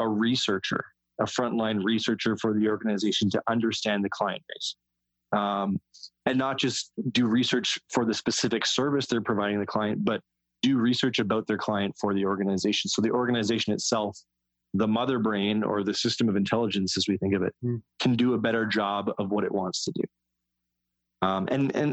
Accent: West Coast, United States; I'm from the West Coast

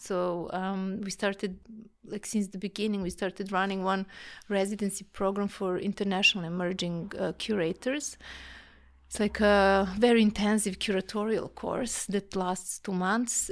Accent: Belgrade, Serbia; moved away as an adult; now in Vienna, Austria; I'm from Serbia, from Belgrade

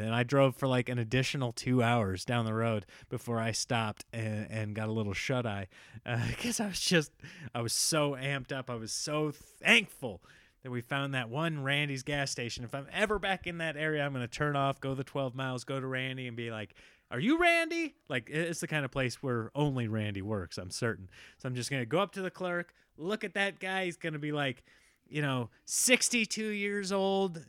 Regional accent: Midwest, United States; now in California, United States; I grew up here in the Midwest

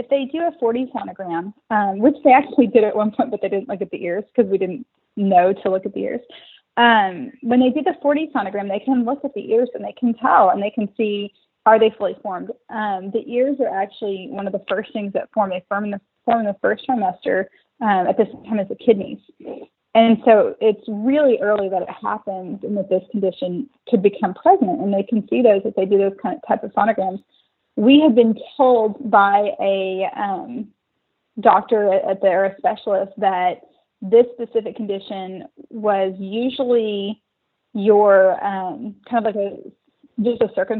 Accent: Oklahoma, United States; now in Austin, United States; He came for a job from El Paso. I came from Oklahoma to work for a job and kind of met each other along the way.

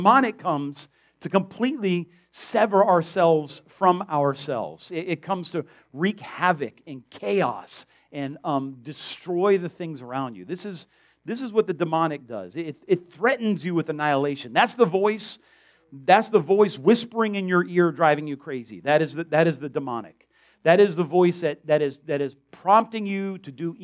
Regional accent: South Florida, United States; I grew up in South Florida

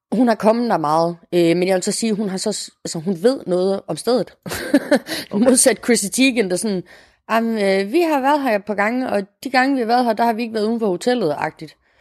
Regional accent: Morocco; now in Denmark; jeg jo som marokkaner

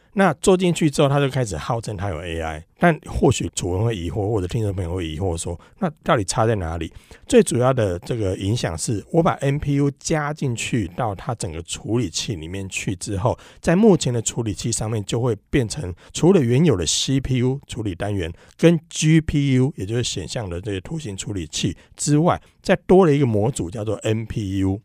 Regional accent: Taiwan; 我们台湾还这边国语、台语、客家语什么讲了一大堆

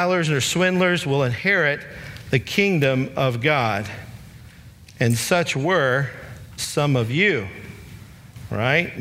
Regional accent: Alabama, United States; also born or lived in Kentucky; I was born in Kentucky, moved to Alabama when I was about 10 years old. So I really hail from Alabama

